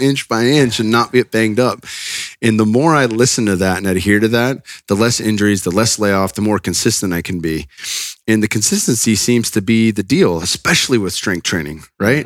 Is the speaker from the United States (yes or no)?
yes; Northern California, United States; I'm from NorCal